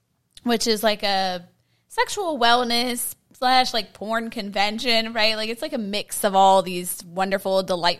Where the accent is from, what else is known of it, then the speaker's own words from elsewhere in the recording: Pittsburgh, Pennsylvania, United States; we're both from Pittsburgh, and it was just, we come from such a conservative city